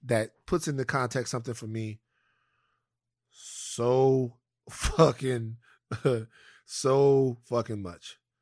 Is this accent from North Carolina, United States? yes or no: no; Baton Rouge, Louisiana, United States; moved away; also born or lived in California; growing up in South Baton Rouge